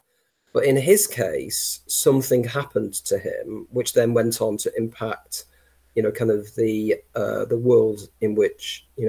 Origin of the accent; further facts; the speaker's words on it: North West England, United Kingdom; And being a Lancastrian, I insist it's Lancashire